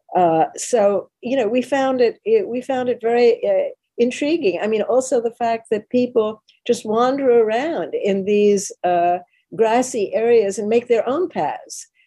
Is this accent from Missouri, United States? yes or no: no; New York City, New York, United States; I'm a New Yorker and always have been. I was born and bred here